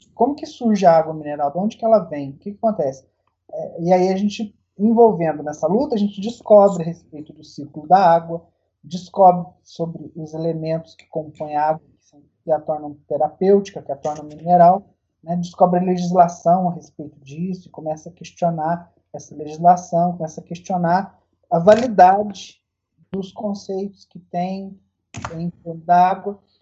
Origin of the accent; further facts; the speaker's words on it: Cambuquira, Minas Gerais, Brazil; eu sou de Cambuquira mesmo. Eu nasci aqui em Cambuquira e sempre vivi aqui.